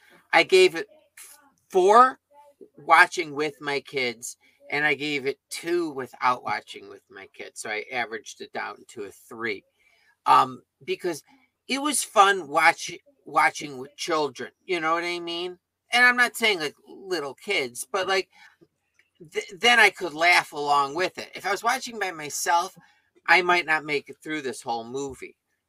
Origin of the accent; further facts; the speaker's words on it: Columbus, Ohio, United States; I'm from Columbus, Ohio.